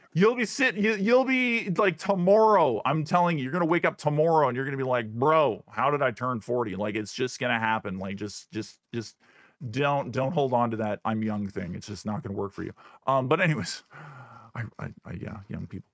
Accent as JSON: {"language": "English", "region": "Northern Ontario", "country": "Canada", "tie": "born or raised there", "moved": "as an adult", "lives_now": "United States", "said": "grew up in Northern Ontario"}